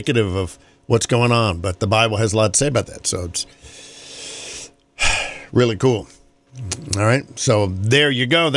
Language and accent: English; North Carolina, United States; my home state of North Carolina